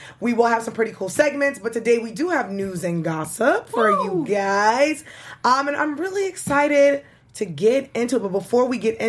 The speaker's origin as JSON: {"language": "English", "town": "New York City", "region": "New York", "country": "United States", "said": "I am from Brooklyn"}